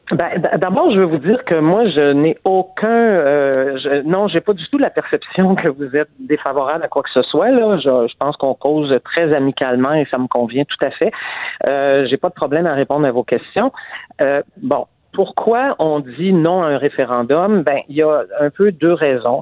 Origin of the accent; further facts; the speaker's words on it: Montreal, Quebec, Canada; je suis montréalaise